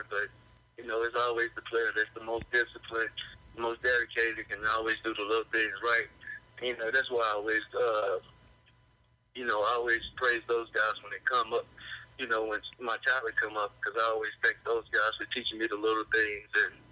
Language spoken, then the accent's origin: English; Arkansas, United States; growing up in Arkansas, you know, we don't have an NFL team and everybody loved the Razorbacks